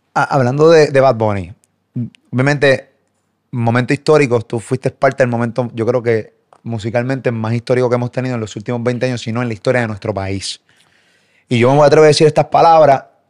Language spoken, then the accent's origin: Spanish; Puerto Rico; yo soy puertorriqueño